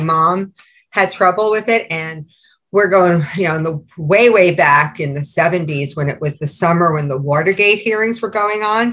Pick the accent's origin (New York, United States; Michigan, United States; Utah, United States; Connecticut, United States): New York, United States; now in New Jersey, United States; being a New Yorker